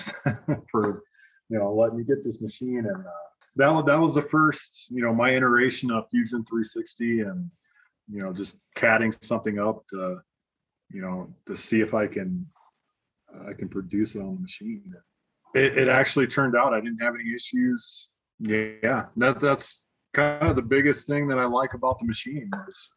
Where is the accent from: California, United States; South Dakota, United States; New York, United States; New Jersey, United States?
South Dakota, United States; moved away as an adult; also born or lived in Georgia / Kansas; now in Colorado Springs, United States; I'm originally from South Dakota